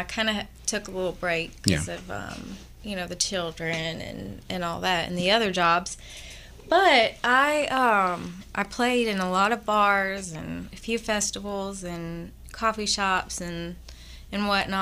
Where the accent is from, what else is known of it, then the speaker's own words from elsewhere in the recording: Atlanta, Georgia, United States; moved away as an adult; now in New Orleans, United States; my hometown, in Atlanta